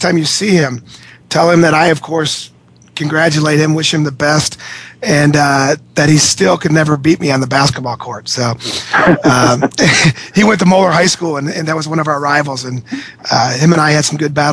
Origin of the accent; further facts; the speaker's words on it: Cincinnati, Ohio, United States; I grew up in Cincinnati